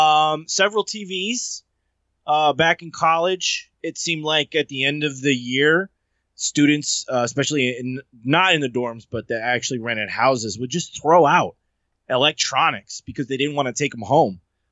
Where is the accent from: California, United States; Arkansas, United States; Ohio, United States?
Ohio, United States; I grew up in Ohio on tacos like that. It was taco night at the house.